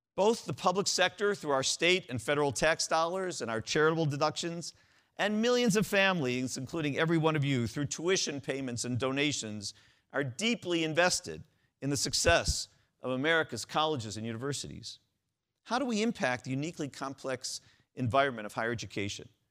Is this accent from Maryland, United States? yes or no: no; Cleveland, Ohio, United States; growing up in Cleveland